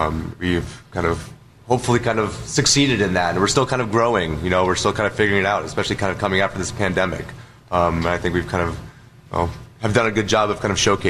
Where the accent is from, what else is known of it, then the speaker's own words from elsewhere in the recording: Wenatchee, Washington, United States; now in Seattle, United States; So I grew up in Central Washington, in the Wenatchee, Cashmere area. My parents are still active farmers. They grew apples, cherries, and pears.